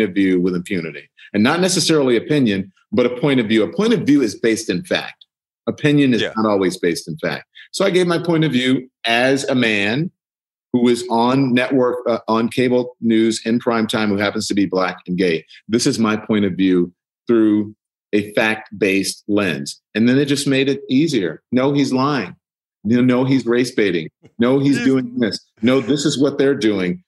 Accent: United States; born or raised there

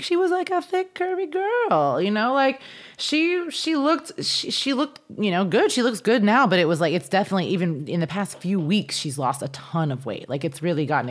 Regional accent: Kansas, United States; moved away; I grew up in Kansas

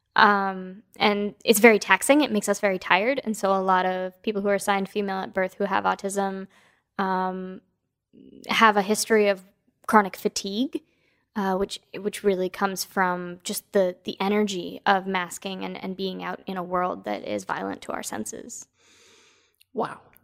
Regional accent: East Coast, United States; now in West Coast, United States; I was born on the East Coast

